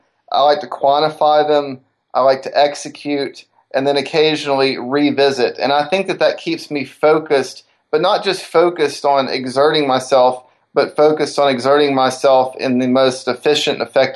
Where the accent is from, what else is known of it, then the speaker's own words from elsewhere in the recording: Decatur, Alabama, United States; growing up in Decatur, Alabama, the northern Alabama area, SpaceX has come there.